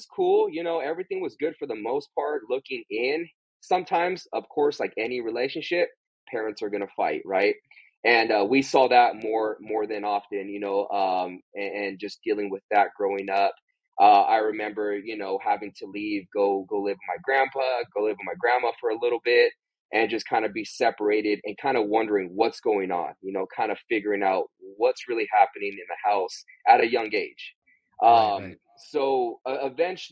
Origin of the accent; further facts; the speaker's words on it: San Bernardino, California, United States; also born or lived in Riverside County, California; I grew up in Southern California, the Inland Empire. I was born in San Bernardino, California